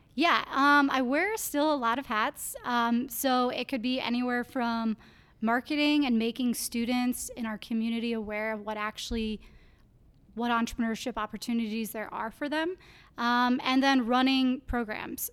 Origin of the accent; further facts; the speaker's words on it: Clear Lake, Iowa, United States; I grew up in Clear Lake, Iowa.